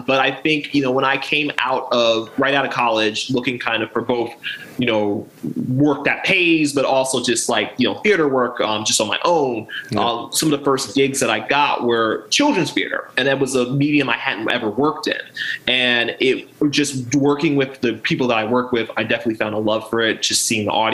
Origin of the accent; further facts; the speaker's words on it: Baltimore, Maryland, United States; also born or lived in Aberdeen, Harford County, Maryland / Virginia; I am definitely born and raised in Maryland. I grew up on the Alameda section